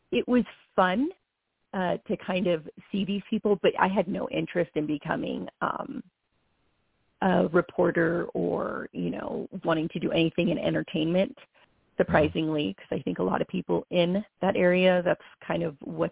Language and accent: English; Los Angeles, California, United States; I'm originally from Los Angeles